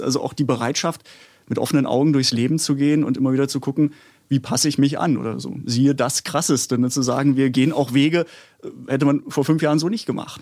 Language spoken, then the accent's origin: German; Baden-Württemberg, Germany; ich komme auch aus Baden-Württemberg